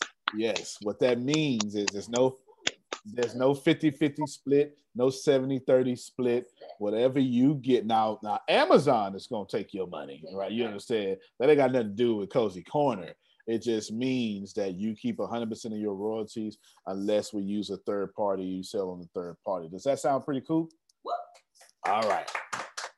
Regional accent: Texas, United States; I'm just a kid from Texas, from the hood

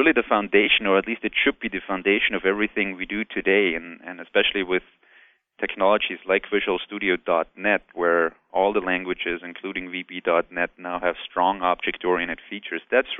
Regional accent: near Salzburg, Austria; now in Texas, United States; I live in Texas right now, but I'm originally from Austria, Central Europe, for those who don't know. Mozart's birthplace

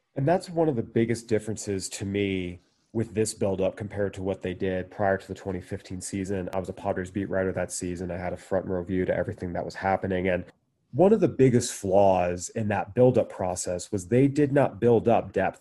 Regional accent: San Diego, California, United States; I grew up in San Diego

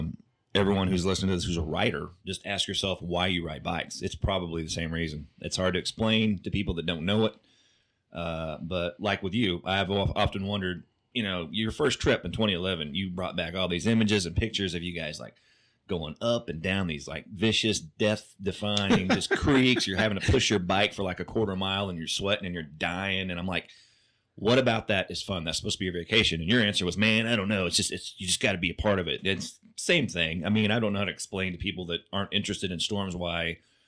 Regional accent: Oklahoma, United States; I grew up in Oklahoma.

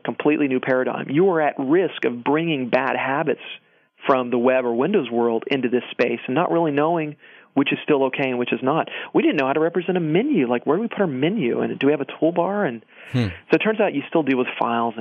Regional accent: Georgia, United States; moved away; I was born in Georgia

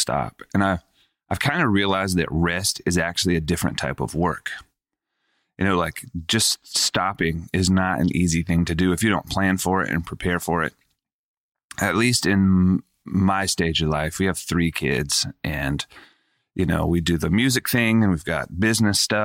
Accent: Charlotte, North Carolina, United States; Growing up in Charlotte, North Carolina

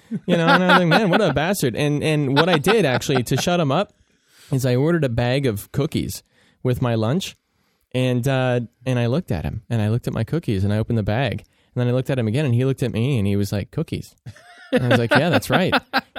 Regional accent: West Coast, United States; I'm from the West Coast

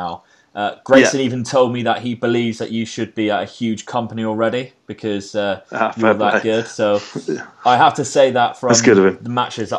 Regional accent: Plymouth, South West England, United Kingdom; it's my hometown company

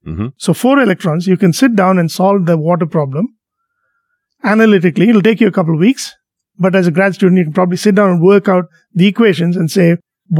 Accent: India; moved away; when I was a little kid growing up in India

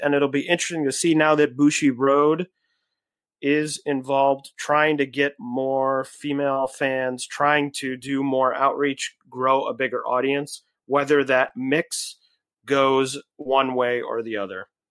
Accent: Cleveland, Ohio, United States; now in New York, United States; I'm originally from Cleveland, Ohio

